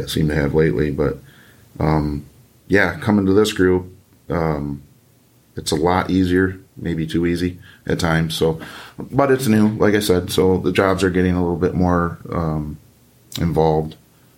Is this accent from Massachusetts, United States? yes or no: no; Michigan, United States; raised in this state. I wasn't born here, but I was raised here